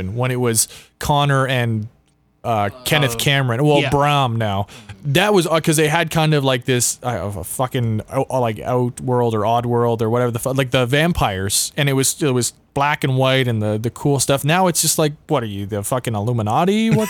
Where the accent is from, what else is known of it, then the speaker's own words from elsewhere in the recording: Canada; We're what Canadian.